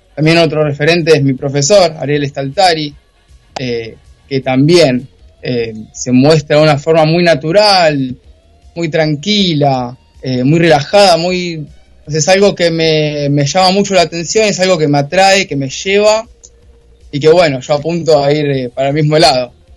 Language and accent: Spanish; Zona Norte, Buenos Aires Province, Argentina; yo soy de zona norte, ahora estoy viviendo en Olivos